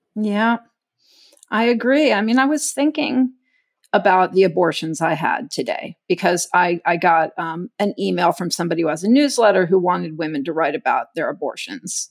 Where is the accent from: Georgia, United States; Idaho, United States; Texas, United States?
Texas, United States; moved away; I grew up in Texas